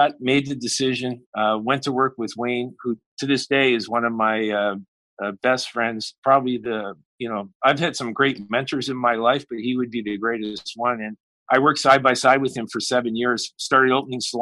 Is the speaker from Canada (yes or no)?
yes; Halifax, Nova Scotia, Canada; I grew up in Halifax